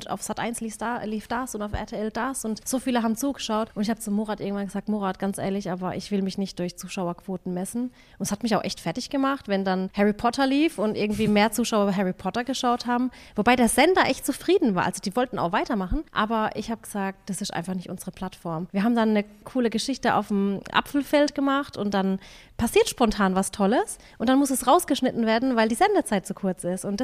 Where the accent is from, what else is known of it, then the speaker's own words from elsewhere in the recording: Waghäusel, Baden-Württemberg, Germany; Wir sind aus Waghäusel, ich will hier eigentlich auch nicht wegziehen und meine Kinder sind hier